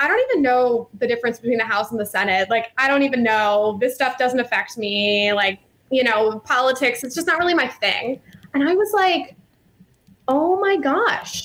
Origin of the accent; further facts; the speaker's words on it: Virginia, United States; now in Chicago, United States; I'm from Virginia and I went to Cotillion